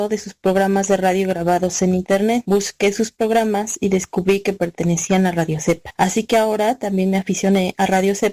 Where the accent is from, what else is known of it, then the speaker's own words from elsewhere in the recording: Puebla, Mexico; Soy de Puebla de Los Ángeles, México